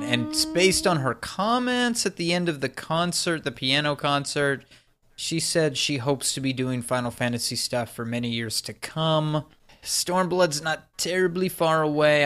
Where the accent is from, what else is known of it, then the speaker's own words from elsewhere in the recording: Texas, United States; I'm from Texas